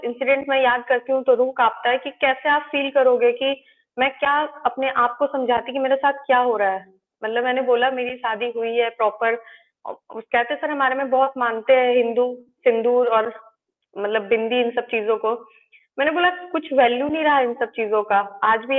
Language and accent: Hindi; Ranchi, Jharkhand, India; क्योंकि मैं रांची की रहने वाली हूँ और उसका जो घर था वो भी रांची में ही था